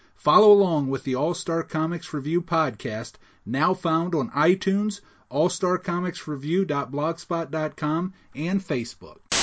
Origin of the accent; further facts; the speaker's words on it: Canada; Being Canadian